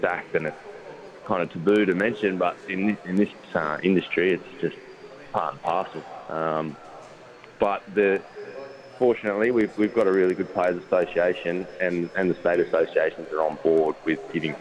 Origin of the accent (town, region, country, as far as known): Canberra, Australian Capital Territory, Australia; born or raised there; moved away; also born or lived in Sydney / Tasmania